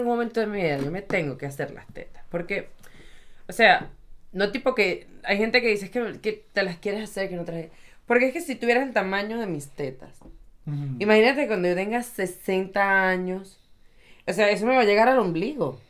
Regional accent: Venezuela; moved away; yo soy de Venezuela y ahora, desde que estoy aquí

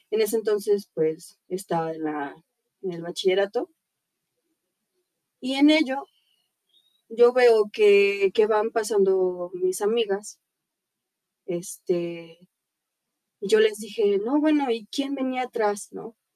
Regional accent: Puebla, Mexico; Yo soy de Puebla, tengo 23 años de edad. Soy maquillista, actriz, bueno, actriz primeriza.

